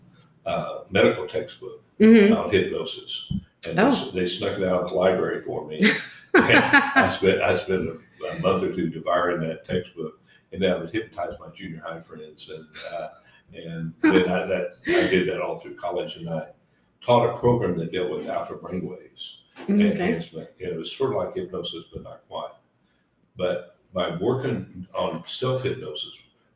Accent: Woodward, Oklahoma, United States; I grew up in Woodward, Oklahoma

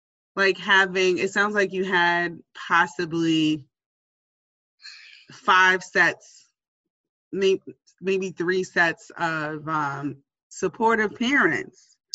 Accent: New York City, New York, United States; growing up in the Bronx

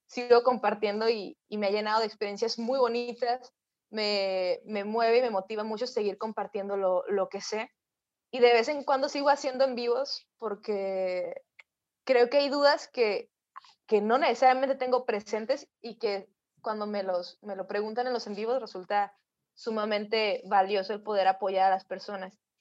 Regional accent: Mexicali, Baja California, Mexico; yo soy de Mexicali, Baja California, una ciudad súper al norte de México.

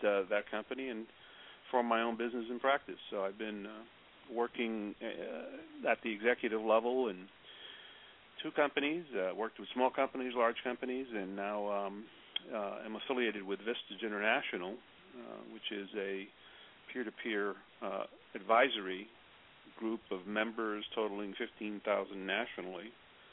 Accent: New York City, New York, United States; I grew up on the Lower East Side of New York and went to school in New York City

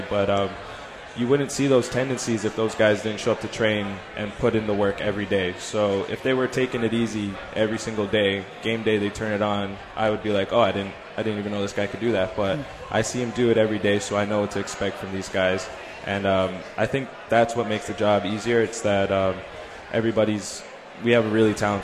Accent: Canada; I'm born and raised in Canada

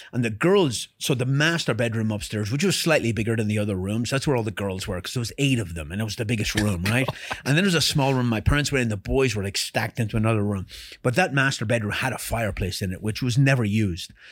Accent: Ireland; moved away as an adult; I was born in Ireland and raised in Ireland

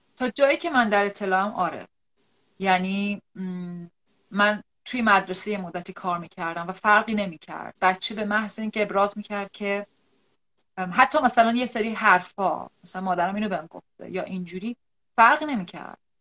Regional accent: Iran; moved away as an adult; طی این چندین سال خروج از ایرانم

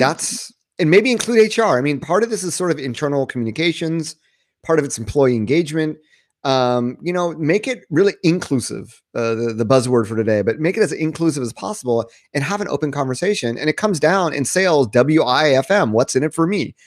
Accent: United States; moved away as an adult; also born or lived in Japan; I'm, I'm American

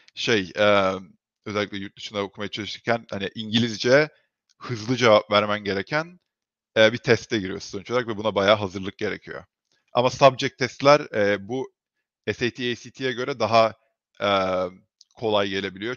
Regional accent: Turkey; moved away as an adult; now in United States; Türkiye'de büyüdüm

